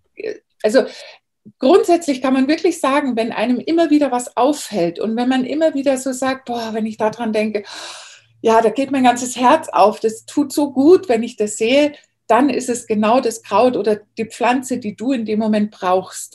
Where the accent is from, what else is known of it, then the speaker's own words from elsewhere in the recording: Bavaria, Germany; moved away as an adult; now in California, United States; ich bin in Bayern groß geworden